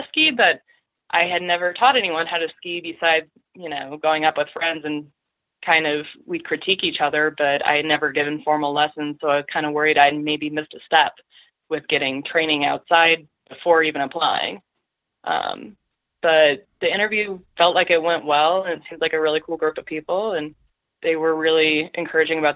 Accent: Colorado, United States; moved away as an adult; also born or lived in Wisconsin; I grew up in Colorado and grew up doing, you know, powder days with my dad.

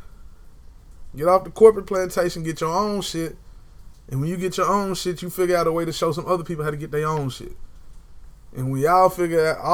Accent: United States; I'm an American native

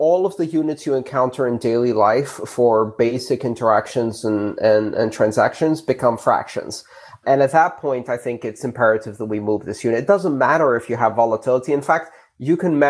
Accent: Greece; moved away; When I grew up in Greece

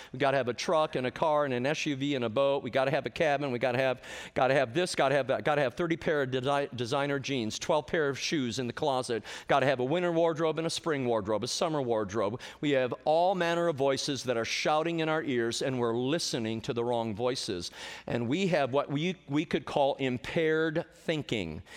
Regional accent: Indianapolis, Indiana, United States; I'm from Indianapolis, been a preacher almost forty years

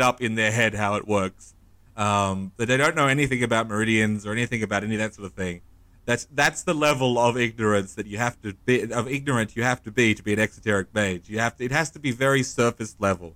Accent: Australia; I can only really speak as an Australian, as a white Australian

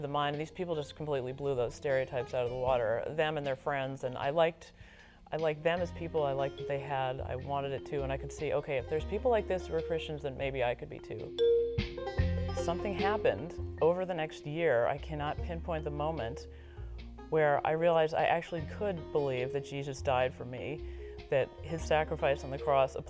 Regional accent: Washington, District of Columbia, United States; moved away as an adult; also born or lived in Massachusetts / Michigan; I was born and raised in Washington, D.C., in the shadow of the National Cathedral

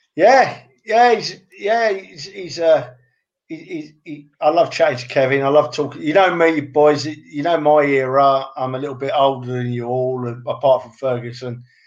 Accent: London, United Kingdom; I was brought up in London

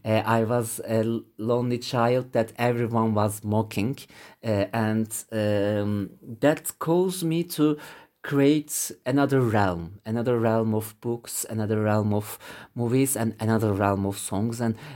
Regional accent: Bursa, Turkey; English is a second language; I grew up in Bursa, Southern Marmara City, which is very close to the Istanbul, but not Istanbul.

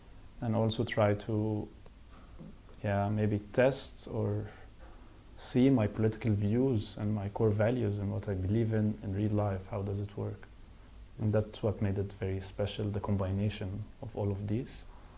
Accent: Cairo, Cairo Governorate, Egypt; moved away as an adult; now in Brussels, Belgium; I'm from Egypt in Cairo because I was born there and raised there. But if we follow that logic, then I would say, okay, but now I'm 10% Belgian because I lived in Brussels for 4 years now.

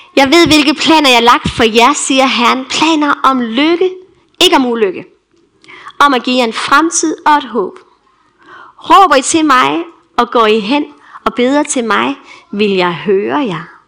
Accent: Denmark; also born or lived in Tanzania

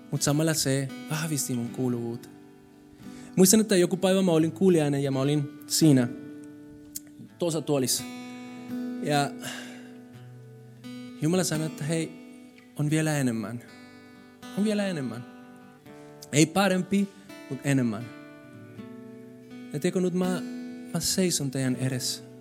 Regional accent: Colombia; Finnish is a second language; now in Finland; Siis mä tulin Kolumbiasta, kaikki oli kiva siellä ja täällä oli keskellä talvea. Kylmä, ihan sairaan kylmä, pimeä. Mutta tiedätkö mitä? Mä tulin suhelle ja sinä päivänä ihmiset palvelisivat muut ne rakasti minua. Vaikka mä olin semmoinen, semmoinen latino.

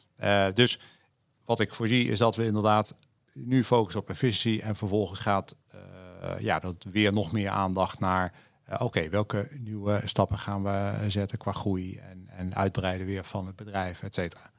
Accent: Netherlands; we als Nederlander

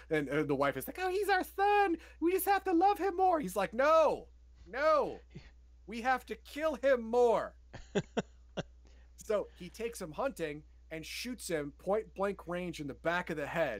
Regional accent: United States; I'm an American

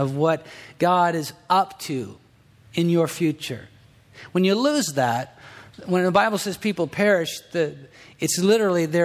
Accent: Southern California, United States; I'm from Southern California

